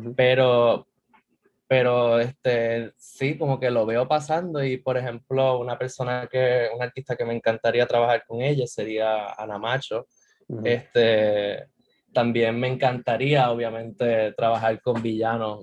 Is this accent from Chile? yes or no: no; San Juan, Puerto Rico; yo soy de aquí, de San Juan, nací en el auxilio mutuo, soy de San Juan puro